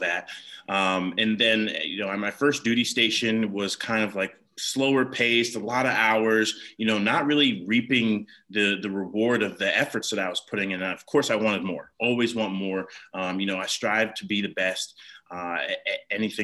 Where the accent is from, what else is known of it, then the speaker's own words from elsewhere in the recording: Ohio, United States; moved away as an adult; also born or lived in North Carolina; I'm from Ohio originally. And then, of course, the military brought me down to North Carolina